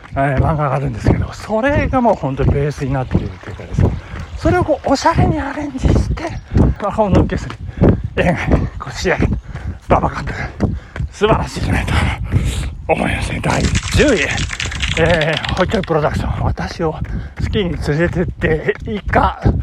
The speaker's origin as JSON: {"language": "Japanese", "region": "Nagano", "country": "Japan", "tie": "born or raised there", "said": "長野で育った私"}